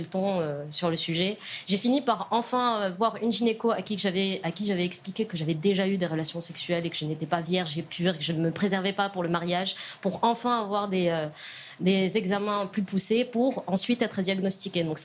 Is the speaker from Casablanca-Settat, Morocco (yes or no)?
yes; Casablanca, Casablanca-Settat, Morocco; moved away; moi, j'ai grandi au Maroc, donc je suis née au Maroc, à Casablanca